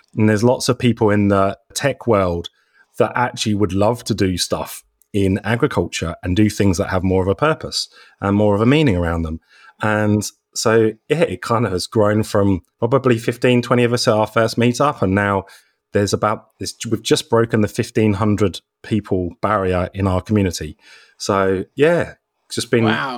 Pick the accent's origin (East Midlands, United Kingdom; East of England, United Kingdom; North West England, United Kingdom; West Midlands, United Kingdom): East of England, United Kingdom; Norfolk; moved away as an adult; also born or lived in London; now in McLaren Vale, Australia; originally from the UK, so I come from Norfolk in England.